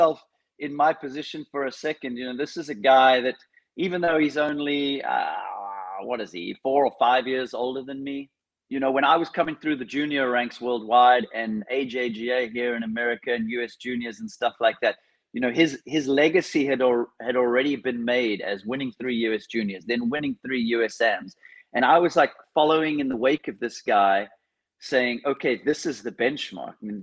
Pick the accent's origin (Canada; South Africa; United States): South Africa; Cape Town, Western Cape; I grew up in Cape Town, South Africa, which could quite possibly be the windiest place on earth.